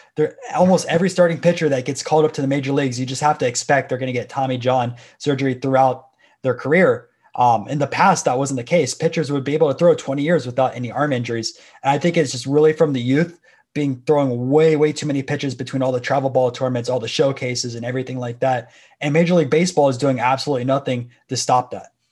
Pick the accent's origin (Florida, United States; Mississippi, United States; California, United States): Florida, United States; Tampa; I'm from Florida. Everyone was playing baseball for fifty-two weeks down here